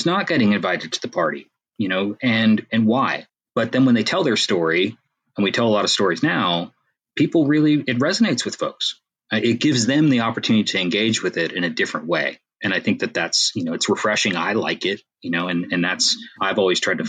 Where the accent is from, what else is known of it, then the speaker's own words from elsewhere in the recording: Canada; I'm Canadian